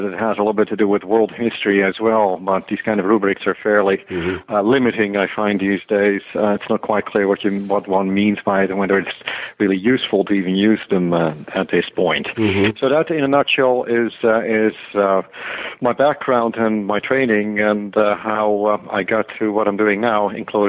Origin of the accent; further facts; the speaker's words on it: Netherlands; English is a second language; moved away as an adult; also born or lived in Canada; And before that, I grew up in the Netherlands and then took my first 2 degrees at the University of Amsterdam.